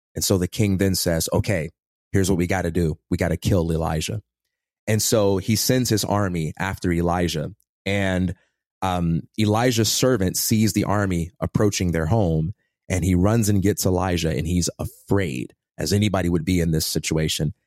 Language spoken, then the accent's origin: English; Chicago, Illinois, United States; born or raised there; also born or lived in Westchester, Illinois